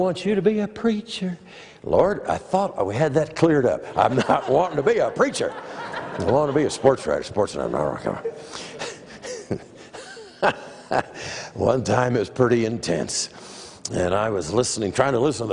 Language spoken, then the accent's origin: English; Des Moines, Iowa, United States; I grew up in Des Moines, Iowa